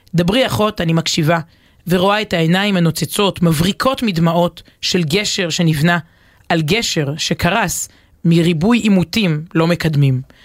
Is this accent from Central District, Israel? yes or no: no; Ramat HaSharon, Tel Aviv District, Israel; גדלתי ברמת השרון